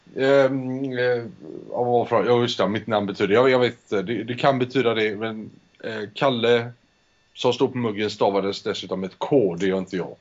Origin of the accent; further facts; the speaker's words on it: Spain; jag föddes i Spanien. Min mor är svensk, min far är spansk